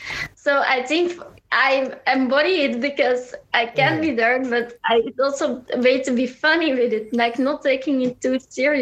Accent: Leuven, Flanders, Belgium; Leuven, it's like 20 minutes from Brussels.

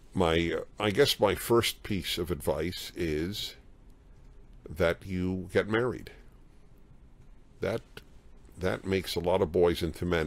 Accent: New York City, New York, United States; I grew up in New York City

